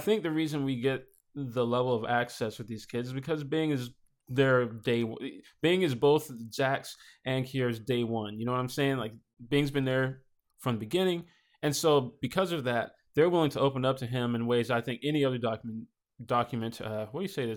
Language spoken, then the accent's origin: English; Nashville, Tennessee, United States; I grew up here in Nashville in the inner city